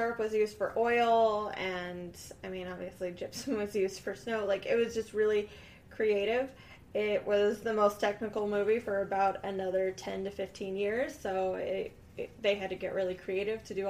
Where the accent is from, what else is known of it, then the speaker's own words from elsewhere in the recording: Kansas City, Missouri, United States; I'm from Missouri